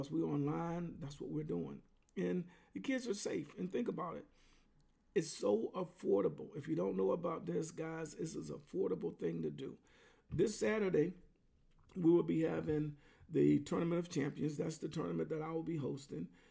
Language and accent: English; Clarendon, Pennsylvania, United States; moved away; in my hometown of Clarendon, Pennsylvania, where I came from